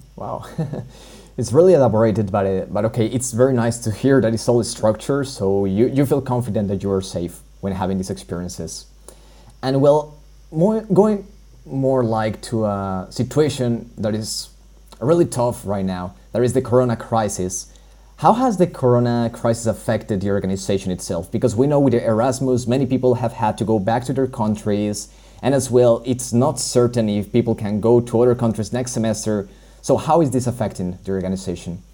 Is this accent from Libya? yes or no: no; Colombia; moved away; I come from Colombia